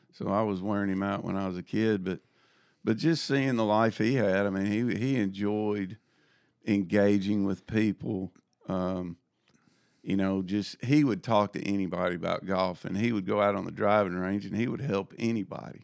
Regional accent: Jackson, Tennessee, United States; I grew up in Jackson, Tennessee.

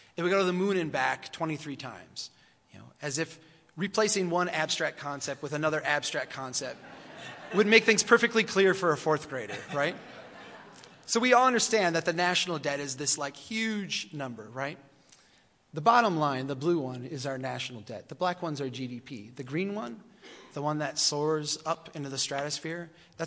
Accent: Brainerd, Minnesota, United States; This is my hometown. I come from the city of Brainerd, Minnesota

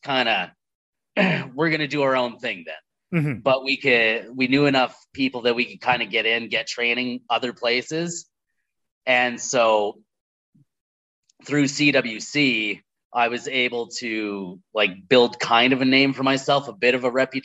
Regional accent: Red Deer, Alberta, Canada; I'm from Red Deer

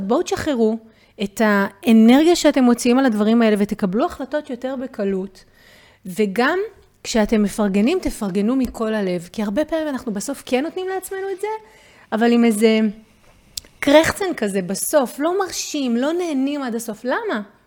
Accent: Israel; כולנו כישראלים

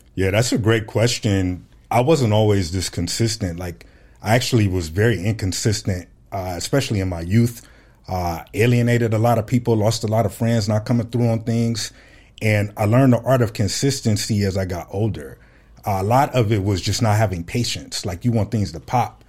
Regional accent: Fresno, California, United States; moved away as an adult; now in Phoenix, United States; I'm from Fresno, California, born and raised

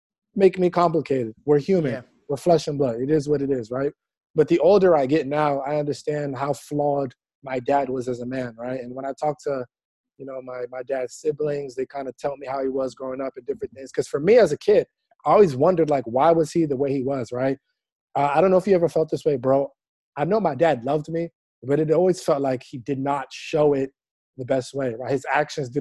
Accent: Nigeria; us being Nigerian males

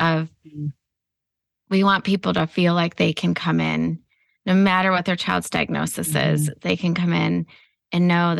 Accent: Michigan, United States; now in Ohio, United States; I grew up in Michigan, so I love the lake. I'm a Michigander at heart

